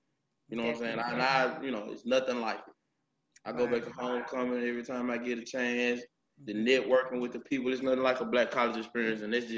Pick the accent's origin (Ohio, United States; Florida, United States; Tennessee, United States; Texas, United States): Tennessee, United States; Memphis; I was born and raised in the Whitehaven area. You know, everybody now calls it Black Haven.